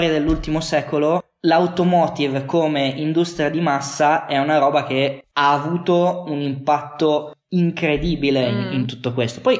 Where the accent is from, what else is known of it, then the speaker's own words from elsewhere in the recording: Piedmont, Italy; also born or lived in Luxembourg / Forlì / Berlin; now in Turin, Italy; io sono nato in Lussemburgo